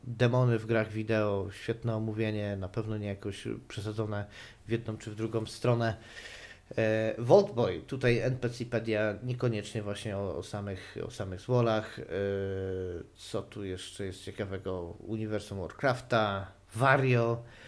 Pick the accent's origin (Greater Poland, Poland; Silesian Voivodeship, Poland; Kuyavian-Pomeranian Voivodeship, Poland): Silesian Voivodeship, Poland; ja też nie pochodzę z najbardziej śląskiego Śląska